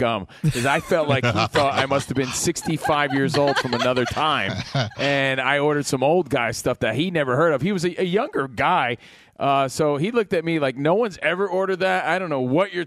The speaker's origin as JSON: {"language": "English", "region": "New Jersey", "country": "United States", "said": "because I'm from Jersey"}